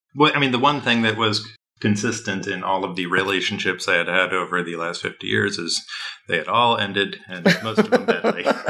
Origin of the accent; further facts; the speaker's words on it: Midwest, United States; I am from the Midwest